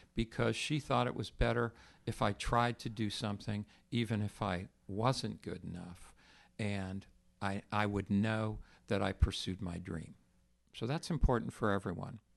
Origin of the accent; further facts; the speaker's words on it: Texas, United States; I grew up in Texas